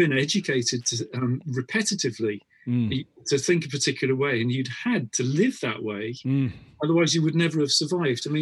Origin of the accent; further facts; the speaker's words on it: United Kingdom; I was brought up on this as a kid when we were back in the UK.